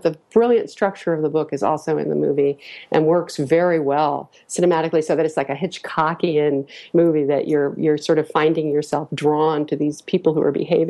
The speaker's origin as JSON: {"language": "English", "region": "New York", "country": "United States", "tie": "born or raised there", "also_born_or_lived": "Hollywood", "moved": "yes", "said": "I grew up here, dude. I love being in New York. It's my hometown."}